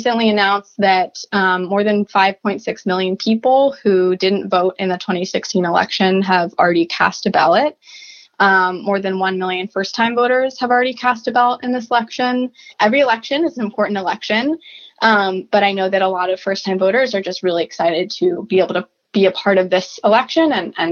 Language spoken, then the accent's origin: English; Columbus, Ohio, United States; now in Washington, D.C., United States; I'm originally from Columbus, Ohio. I currently live in Washington, D.C.